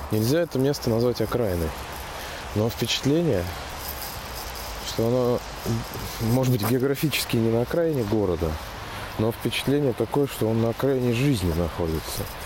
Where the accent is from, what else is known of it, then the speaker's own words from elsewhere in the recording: Saratov, Saratov Oblast, Russia; Не покидает ощущение э, деревни в, в родном городе Саратове